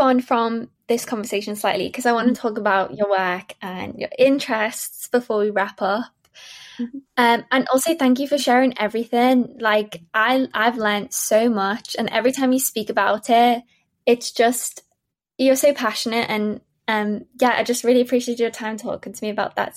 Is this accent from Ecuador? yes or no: no; Liverpool, North West England, United Kingdom; moved away; my hometown, mm. it's incredible.